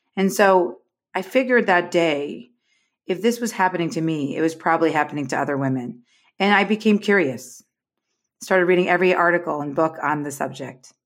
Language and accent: English; New York, United States; now in Los Angeles, United States; I'm from New York, Gene, but I, I live in L A now